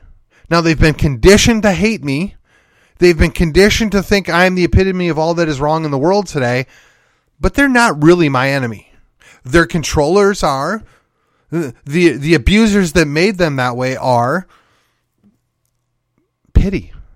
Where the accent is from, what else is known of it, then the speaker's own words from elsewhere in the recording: Texas, United States; At this point, as a Texan, and I'm kind of like, you can keep it.